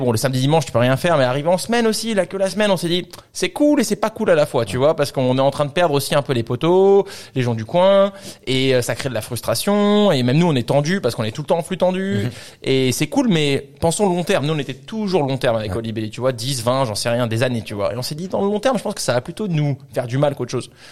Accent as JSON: {"language": "French", "country": "France", "tie": "born or raised there", "also_born_or_lived": "Vancouver / Australia", "said": "on est tous les deux français, on a grandi en France"}